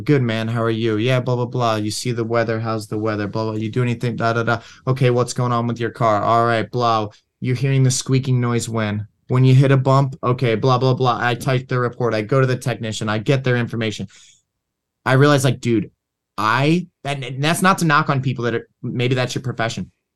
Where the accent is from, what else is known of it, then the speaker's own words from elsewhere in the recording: Levittown, Pennsylvania, United States; also born or lived in Philadelphia, Pennsylvania; now in Michigan, United States; grew up in a place called Levittown, Levittown and Langhorne.